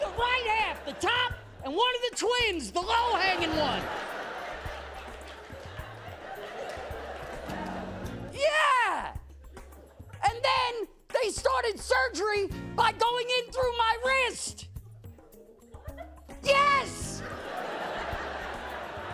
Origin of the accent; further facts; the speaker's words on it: New York City, New York, United States; I grew up in Brooklyn